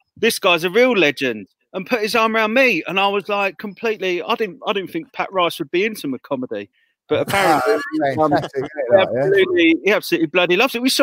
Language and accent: English; Croydon, London, United Kingdom; moved away; I'm from Croydon originally, so some of my family are Palace fans